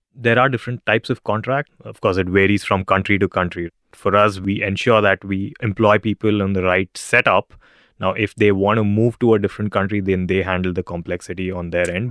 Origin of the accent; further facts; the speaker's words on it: India; moved away as an adult; now in Singapore; I'm originally from India